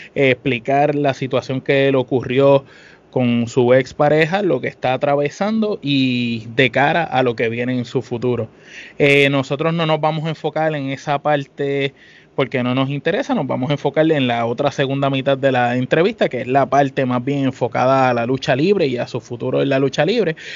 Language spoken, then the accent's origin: Spanish; Puerto Rico; nosotros somos de Puerto Rico